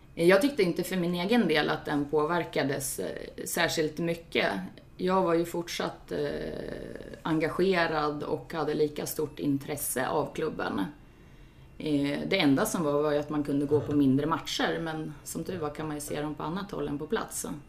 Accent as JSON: {"language": "Swedish", "town": "Sundsvall", "region": "Västernorrland County", "country": "Sweden", "tie": "born or raised there", "also_born_or_lived": "Gothenburg", "moved": "as an adult", "said": "jag är ju född här i Sundsvall Eh, och har bott i Göteborg, flyttat tillbaks hit för två år sedan. Eh, har gått på GIF-matcher eh, sedan jag var 12 år"}